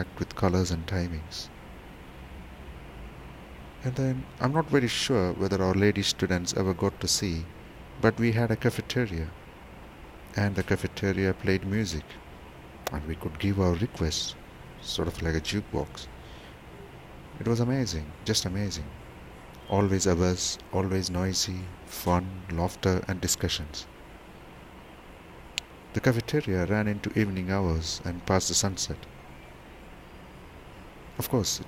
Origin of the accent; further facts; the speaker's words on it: Thrissur, Kerala, India; moved away as an adult; also born or lived in Warangal; I come from Thrissur, a small little town in Kerala.